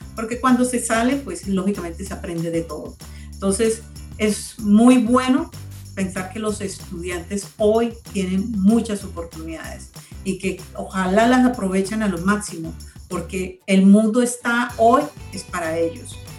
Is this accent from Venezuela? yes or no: no; Colombia; nosotros también como colombianos